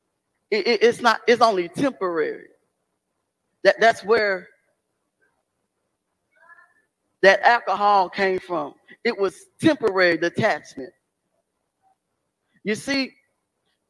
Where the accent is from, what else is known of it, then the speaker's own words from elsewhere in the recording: Beaumont, Texas, United States; moved away as an adult; also born or lived in Chicago; Beaumont's my hometown